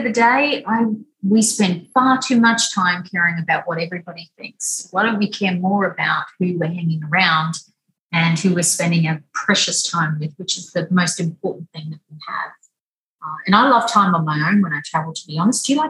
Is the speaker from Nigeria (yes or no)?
no; Weipa, Queensland, Australia; I was born and raised up in Weipa, which is above Cairns